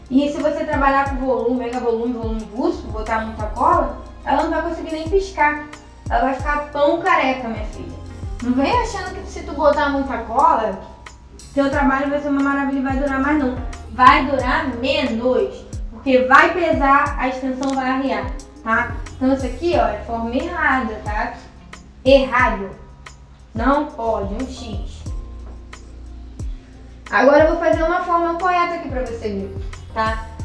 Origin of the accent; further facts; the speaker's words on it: Rio de Janeiro, Brazil; eu sou do Rio de Janeiro, estava lá de Copacabana né?